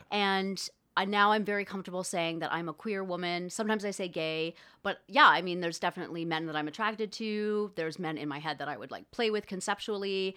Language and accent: English; Thunder Bay, Ontario, Canada; I grew up in Thunder Bay, Ontario